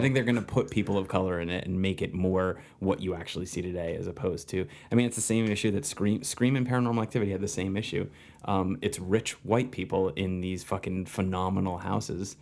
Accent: New Jersey, United States; moved away as an adult; also born or lived in New York; now in Los Angeles, United States; I grew up in New Jersey, and I've been in New York for, prior to these ten months, I've been in New York for eleven or twelve years.

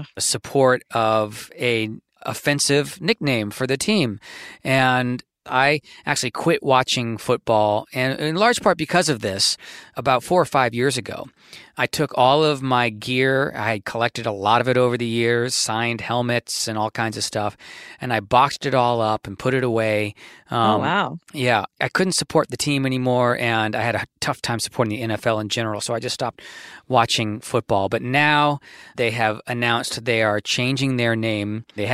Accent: Washington, District of Columbia, United States; as a child growing up in Washington, D.C.

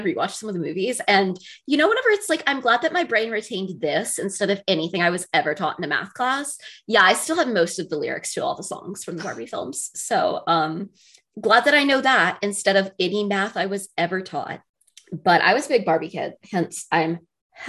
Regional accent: North Carolina, United States; I'm like from North Carolina

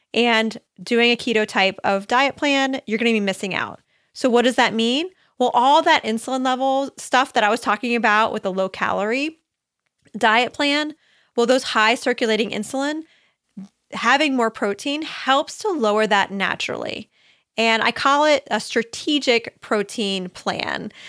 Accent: Ohio, United States; I grew up in Ohio, out in the, near the country.

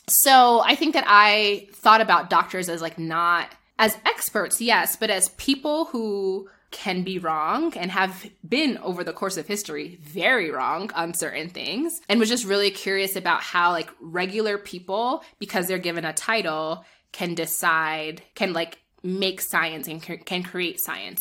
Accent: northern New Jersey, United States; born or raised there; moved away as an adult; also born or lived in Nigeria / New York; now in Kenya

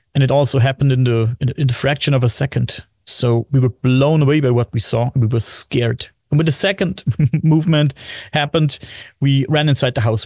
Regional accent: Bavaria, Germany; English is a second language; I am from Germany, Bavaria, Germany

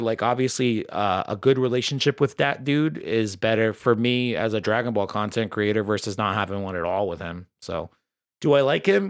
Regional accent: United States; as an American

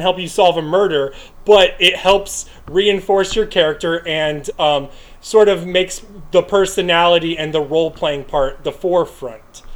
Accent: United States; i am an American

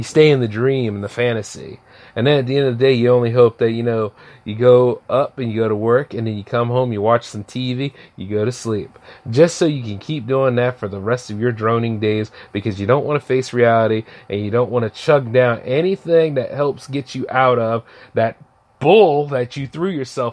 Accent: United States; being an American

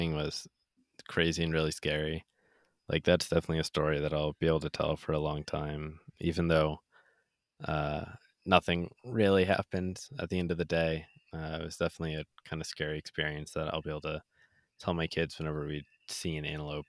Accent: Rexford, New York, United States; Yeah, we're from Rexford.

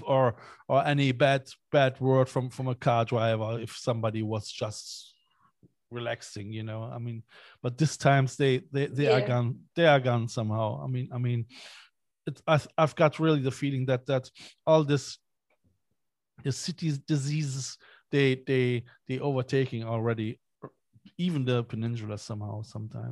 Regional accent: Cologne, North Rhine-Westphalia, Germany; now in Ireland; I am from Cologne, from Germany.

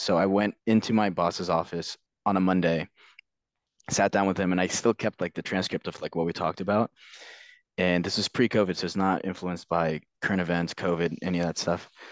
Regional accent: Northern Virginia, United States; moved away as an adult; also born or lived in London; I grew up in Virginia, Northern Virginia

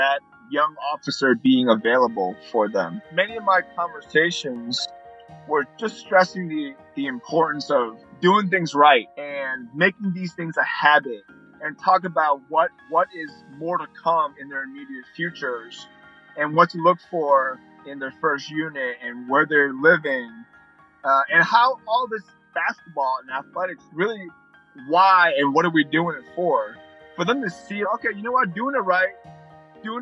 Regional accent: Connecticut, United States; also born or lived in New York City / Hong Kong; 8 or 9 years old, moved to Connecticut. Basically, been in Connecticut ever since.

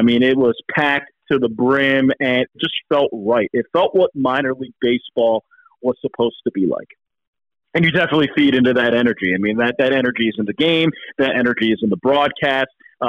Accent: East Coast, United States; also born or lived in Midwest / South; where I grew up on the East Coast and spent some time in the Midwest and the South.

